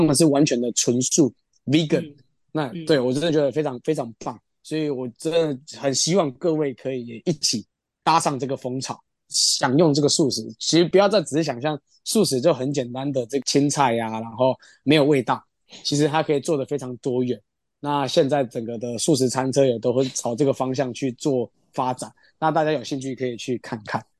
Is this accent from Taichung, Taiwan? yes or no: no; Kaohsiung, Taiwan; 我们家在高雄，然后红，红毛港